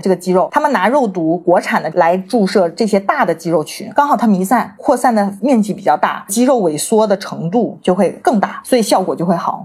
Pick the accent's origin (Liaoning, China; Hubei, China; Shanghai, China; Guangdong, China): Guangdong, China; Shenzhen; also born or lived in United Kingdom; 我在出国之前呢，其实是土生土长的深圳人嘛